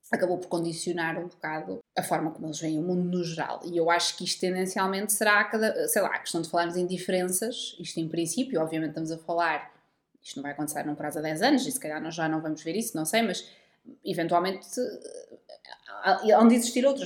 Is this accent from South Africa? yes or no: no; Centro, Portugal; Porque eu sou do centro